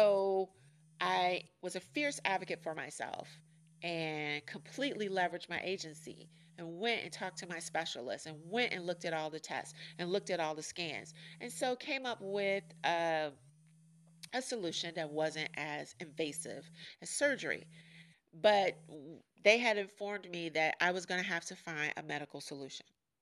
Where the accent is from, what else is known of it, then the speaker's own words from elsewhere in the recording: New York, United States; accent: New York; don't really have a New York accent anymore. And I used to live in England. Of course, I'm not British born, so I didn't keep my accent.